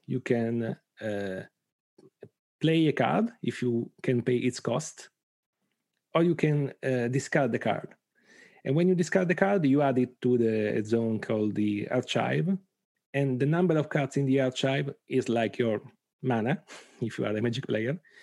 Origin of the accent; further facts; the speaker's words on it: Bari, Apulia, Italy; from Italy, from Bari, a small, a, a town in Apulia, in the south of Italy.